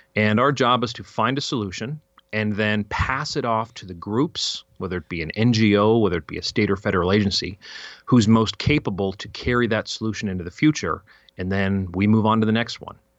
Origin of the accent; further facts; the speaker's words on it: Fairplay, Colorado, United States; also born or lived in California; we moved from California when I was three, apparently, right to Fairplay, Colorado.